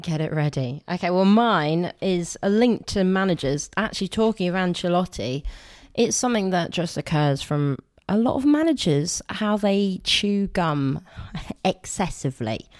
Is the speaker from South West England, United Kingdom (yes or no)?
yes; Somerset, South West England, United Kingdom; We're from Somerset